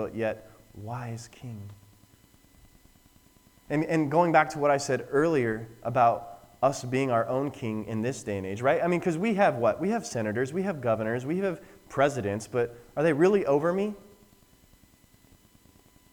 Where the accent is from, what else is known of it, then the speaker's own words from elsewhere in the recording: Wyoming, United States; I'm from Wyoming